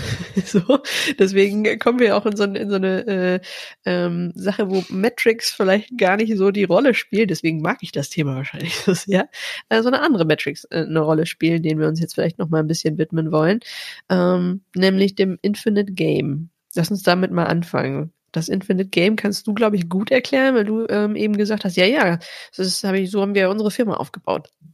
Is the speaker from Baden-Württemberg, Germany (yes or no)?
no; North Rhine-Westphalia, Germany; ich komme aus Ostwestfalen, da hat man nicht so viel gelobt